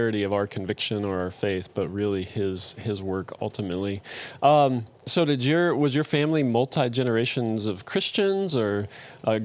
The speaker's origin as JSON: {"language": "English", "country": "United States", "said": "us Americans"}